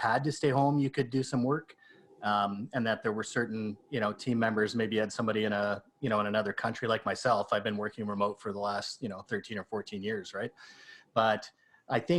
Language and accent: English; Canada; I'm Canadian